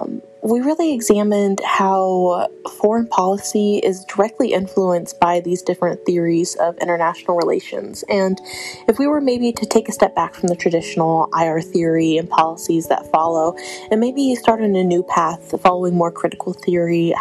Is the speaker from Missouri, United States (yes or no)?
yes; St. Louis, Missouri, United States; I'm from St. Louis